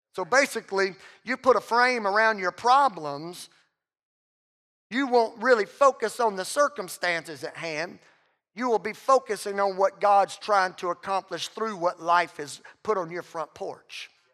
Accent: Southwest Louisiana, United States; I'm from Southwest Louisiana

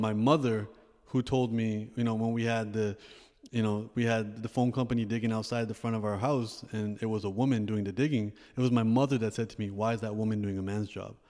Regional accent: Toronto, Ontario, Canada; I also grew up in Canada

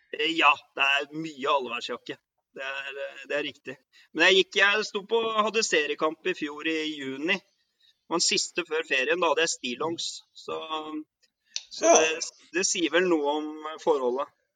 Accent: Oslo, Norway; moved away as an adult; also born or lived in Northern Norway / Førde; now in Faroe Islands; jeg er jo fra Kampen, da. Eh, Nordmannsgata

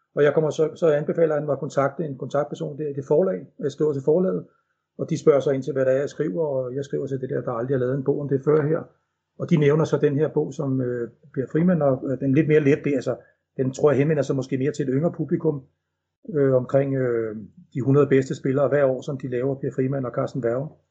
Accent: Denmark

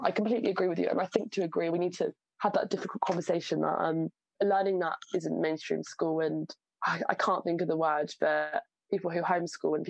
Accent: Southampton, South East England, United Kingdom; I'm from Southampton. So my, you know, secondary school and sixth form experience was very, very diverse. Southampton's an amazingly diverse area, and I think growing up there has done me a world of good.

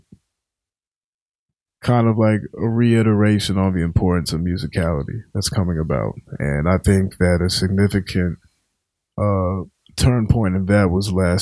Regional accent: Richmond, Virginia, United States; now in Boston, United States; I'm from Richmond, Virginia.

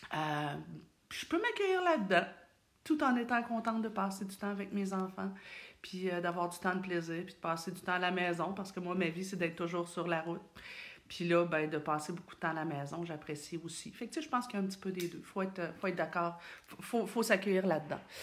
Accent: Thetford Mines, Quebec, Canada; je viens de Thetford

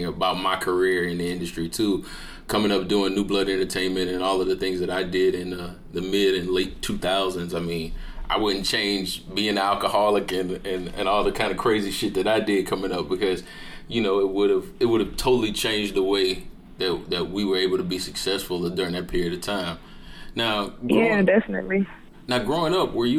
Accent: Jacksonville, Florida, United States; I grew up on Six and Pearl

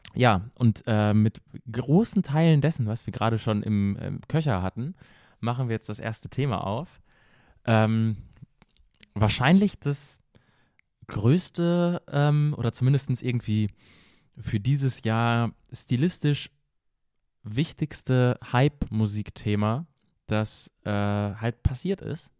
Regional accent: Paderborn, North Rhine-Westphalia, Germany; bei uns in Paderborn, Deutschland angekommen

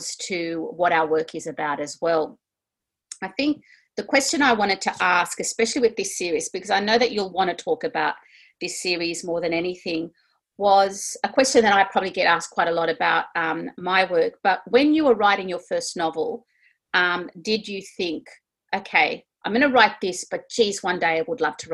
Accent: Sydney, New South Wales, Australia; we're from Sydney.

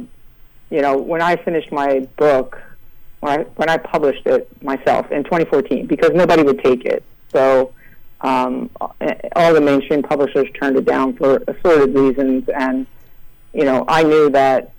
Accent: New Castle, Delaware, United States; also born or lived in Philadelphia; I say I'm from Philadelphia, but I grew up in Newcastle, Delaware, which is a tiny, tiny little colonial town on the Delaware River

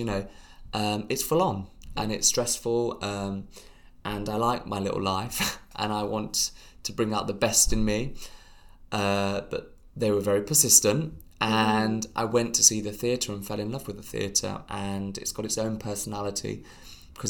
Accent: United Kingdom; we are British

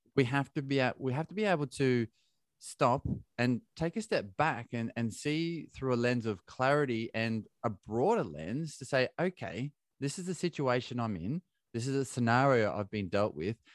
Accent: Australia; moved away as an adult; now in United Kingdom; I'm from Australia

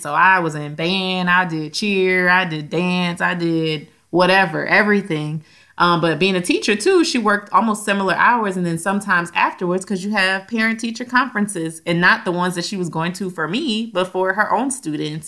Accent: Louisiana, United States; We're from Louisiana

